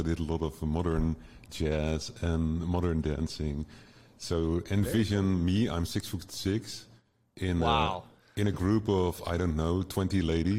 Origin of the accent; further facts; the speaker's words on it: Netherlands; English is a second language; I'm from the Netherlands.